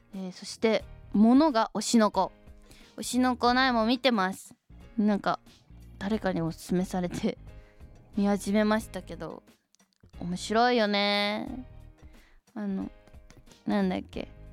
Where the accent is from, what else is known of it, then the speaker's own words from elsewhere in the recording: Shizuoka, Japan; 静岡県出身